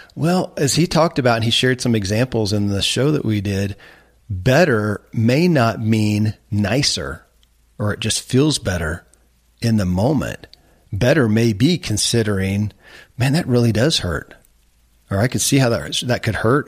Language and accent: English; Kentucky, United States; I grew up in Kentucky where horse racing and bourbon